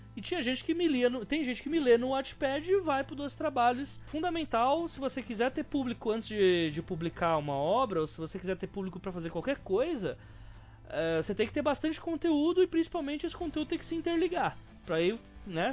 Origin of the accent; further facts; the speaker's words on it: São Paulo, Brazil; Eu sou paulista